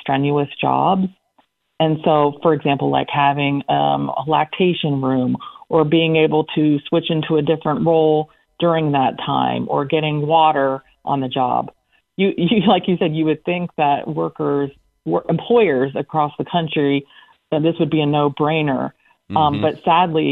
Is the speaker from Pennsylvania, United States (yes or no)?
yes; Central Pennsylvania, United States; moved away; I come from Central Pennsylvania.